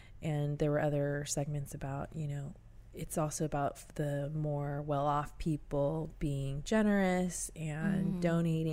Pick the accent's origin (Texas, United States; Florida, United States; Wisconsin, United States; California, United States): California, United States; Southern; moved away as an adult; also born or lived in Vietnam; now in New Orleans, United States; when I grew up in Southern California